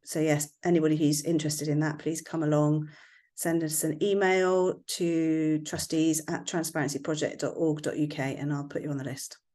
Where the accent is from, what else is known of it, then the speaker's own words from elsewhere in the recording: West Country, South West England, United Kingdom; accent: West Country; my West Country accent